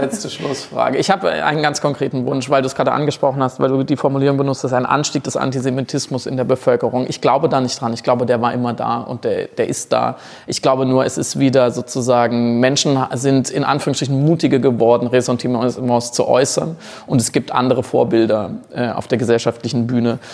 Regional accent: Germany; als, als Deutscher

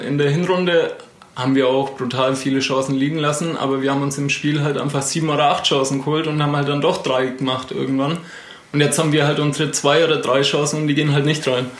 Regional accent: Neunhof, Bavaria, Germany; ich komme aus Nonhof.

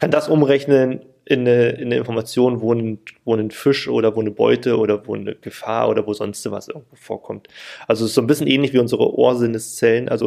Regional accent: Berlin, Germany; weil in Berlin ich komme auch aus Berlin

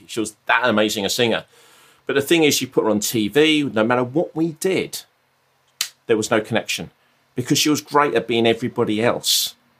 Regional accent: Brighton, South East England, United Kingdom; moved away as an adult; I'm, I'm from Brighton

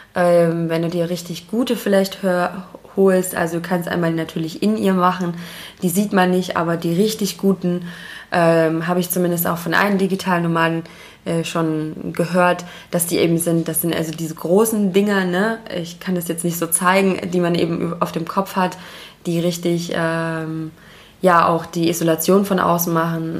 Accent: Germany; Wir haben als Deutsche

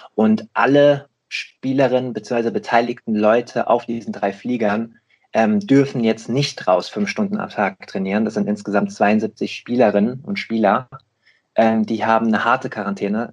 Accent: Rheingau, Hesse, Germany; now in Hamburg, Germany; aus dem Rheingau, aus meiner eigentlichen Heimat. Ich bin äh, im Lockdown sozusagen geflüchtet äh, in meine alte Heimat

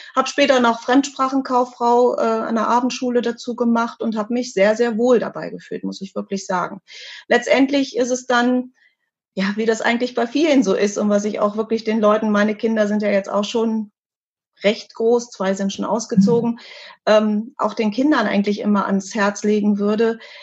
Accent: Hanover, Lower Saxony, Germany; diese eine Firma damals in Hannover, an meinem Geburtsort

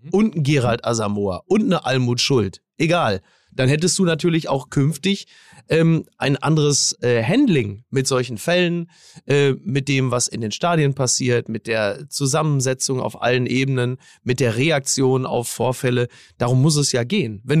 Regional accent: Recklinghausen, North Rhine-Westphalia, Germany; ich bin in Recklinghausen groß geworden als badender Schwimmmeister.

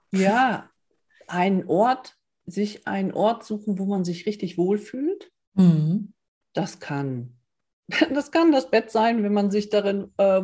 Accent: Northern Germany, Germany; ich bin ein Norddeutscher, ich will an die Küste

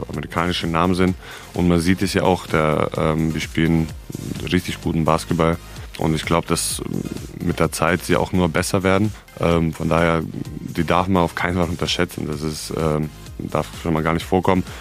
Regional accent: Serbia; hallo, ich bin, äh, ich komme aus Serbien.

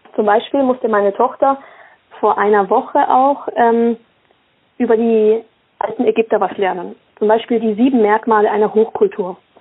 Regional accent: Basel, Basel-Stadt, Switzerland; Ich bin in der Schweiz geboren, in Basel

